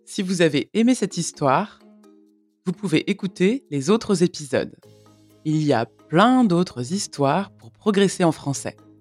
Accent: France; je suis française

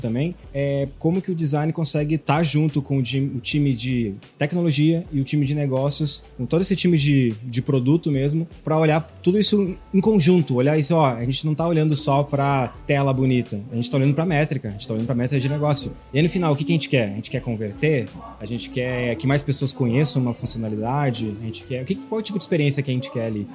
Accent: Rio Grande do Sul, Brazil; moved away as an adult; now in São Paulo, Brazil; eu já tô há cinco anos morando lá em São Paulo, mesmo sendo gaúcho, sendo daqui

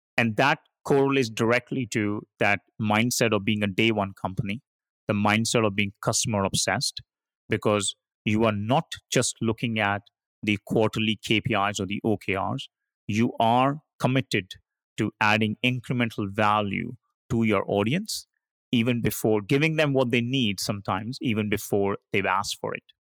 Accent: India; moved away; I started my career, uh, as an engineer growing up in India

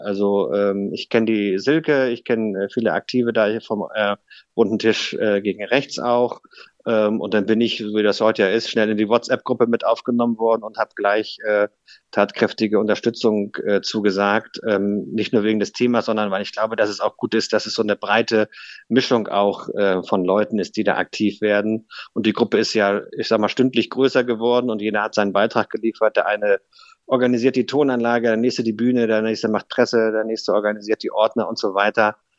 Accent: Eckernförde, Schleswig-Holstein, Germany; gebürtiger Eckernförder

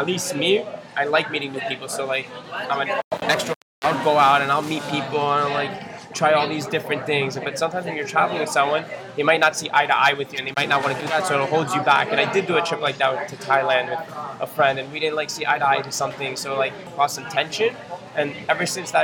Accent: New York, United States; growing up in New York

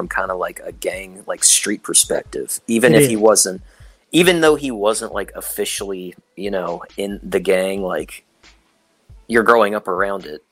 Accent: outside Baltimore, Maryland, United States; I grew up 20 minutes outside of Baltimore

